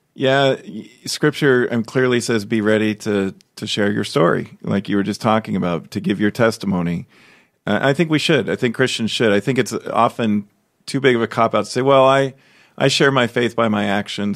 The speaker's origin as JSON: {"language": "English", "town": "Chicago", "region": "Illinois", "country": "United States", "tie": "born or raised there", "moved": "yes", "lives_now": "Des Moines, United States", "said": "I'm from Chicago. I grew up there."}